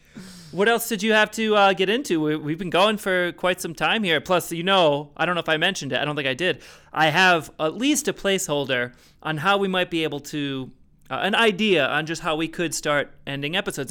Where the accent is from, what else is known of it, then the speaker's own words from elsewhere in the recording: Rhode Island, United States; I'm from Rhode Island.